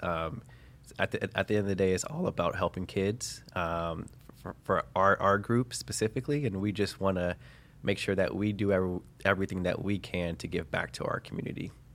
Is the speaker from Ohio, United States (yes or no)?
yes; Cincinnati, Ohio, United States; born and raised in Cincinnati, Ohio